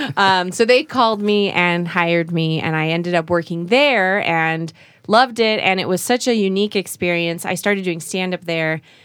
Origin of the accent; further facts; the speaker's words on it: Utah, United States; moved away as an adult; also born or lived in Korea / New York City; I grew up in Korea till I was about eight and then moved to Utah